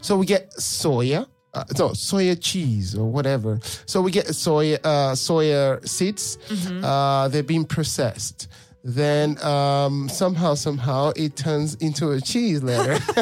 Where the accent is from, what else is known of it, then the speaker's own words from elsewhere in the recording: Nigeria; moved away as an adult; now in Europe; I'm from Nigeria